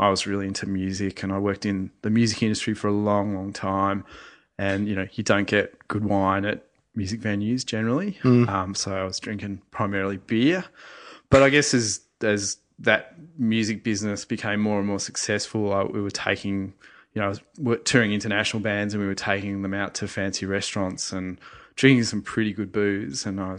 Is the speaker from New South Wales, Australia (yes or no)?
yes; Sydney, New South Wales, Australia; In Sydney.